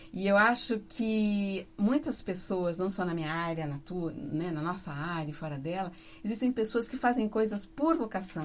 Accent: Mamborê, Paraná, Brazil; now in Londrina, Brazil; Mamborê, próximo a Campo Mourão. Sim. Nascida e criada por lá.

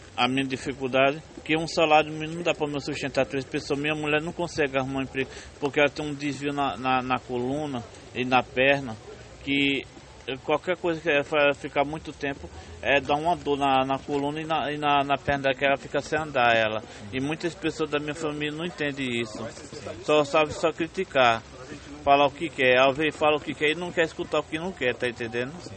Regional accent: Paulo Afonso, Bahia, Brazil; moved away as an adult; also born or lived in Franca, São Paulo; now in Londrina, Brazil; Eu sou de Paulo Afonso, Bahia

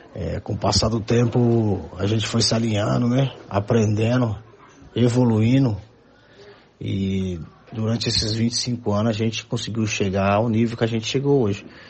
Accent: Londrina, Paraná, Brazil; also born or lived in São Paulo; eu sou de Londrina, amo Londrina

